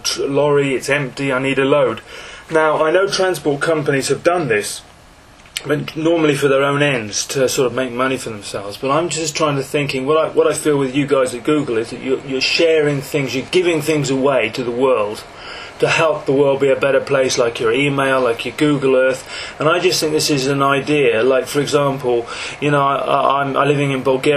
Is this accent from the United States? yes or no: no; England, United Kingdom; I'm English, 43 years old